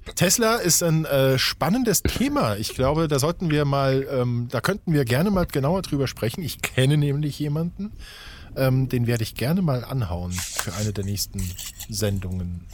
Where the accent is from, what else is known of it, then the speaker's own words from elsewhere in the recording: Saarland, Germany; ich bin im Saarland geboren und groß geworden.